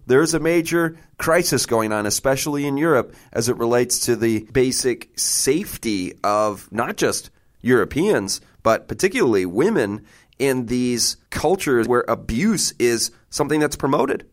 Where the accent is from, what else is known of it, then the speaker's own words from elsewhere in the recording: Michigan, United States; I'm a guy from Michigan